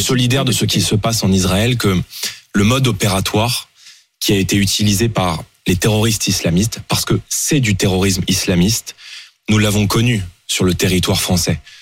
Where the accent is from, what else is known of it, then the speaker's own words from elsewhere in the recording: Seine-Saint-Denis, Île-de-France, France; j'ai grandi en Seine-Saint-Denis